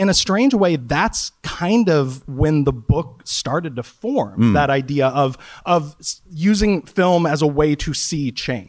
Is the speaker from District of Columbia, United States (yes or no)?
no; Wichita, Kansas, United States; moved away as an adult; now in New York, United States; I've lived in two places. I lived in Wichita, Kansas for the first 30 years, and I've lived in New York for the next 50 years.